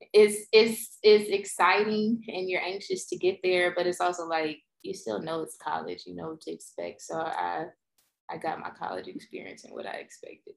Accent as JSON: {"language": "English", "town": "Pass Christian", "region": "Mississippi", "country": "United States", "tie": "born or raised there", "also_born_or_lived": "New Orleans, Louisiana / Memphis, Tennessee", "moved": "as an adult", "lives_now": "Houston, United States", "said": "my hometown is like an hour or less from new orleans wasn't a big move at all but you know it's kind of big to me i come from a small town pastortown mississippi"}